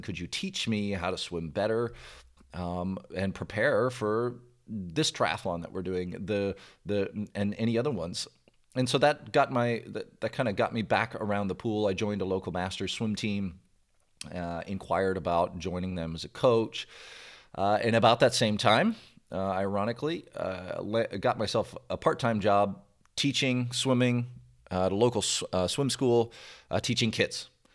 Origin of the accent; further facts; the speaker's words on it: Brampton, Ontario, Canada; now in Louisville, United States; I grew up in the Toronto area, Canada, and, in a city n, called Brampton, Brampton, Ontario, which is basically a suburb of Toronto